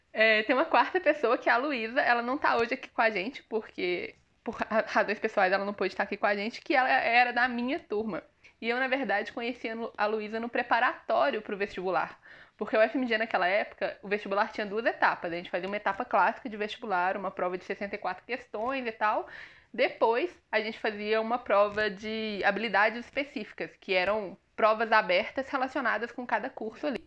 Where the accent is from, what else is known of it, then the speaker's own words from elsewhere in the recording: Brumadinho, Minas Gerais, Brazil; eu sou de uma cidade do interior de Minas Gerais, chamada Brumadinho.